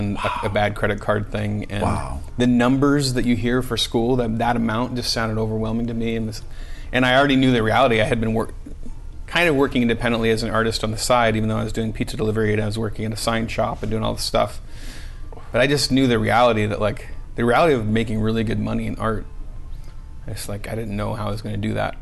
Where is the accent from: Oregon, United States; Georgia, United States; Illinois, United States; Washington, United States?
Oregon, United States; Oregon City; moved away as an adult; now in Los Angeles, United States; I was from Oregon City, where I was living up near Portland